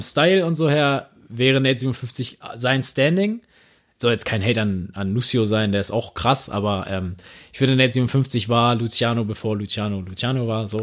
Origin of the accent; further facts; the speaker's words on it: Neumünster, Schleswig-Holstein, Germany; ich kenne das aus Neumünster